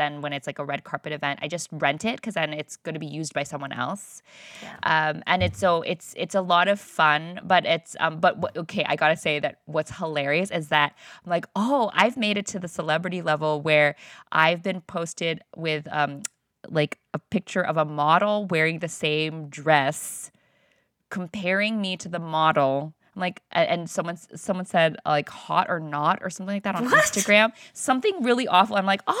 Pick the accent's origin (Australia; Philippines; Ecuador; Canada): Philippines; all the things that as like a Filipino, you need to know how to, because of all the cousins, how to fit everybody in that frame, right?